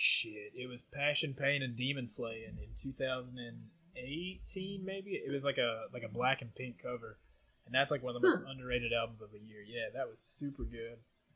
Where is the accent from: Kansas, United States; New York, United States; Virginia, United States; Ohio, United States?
Virginia, United States; Southwest; now in Jacksonville, United States; I grew up on the Southwest Virginia side, like in the coal mines and shit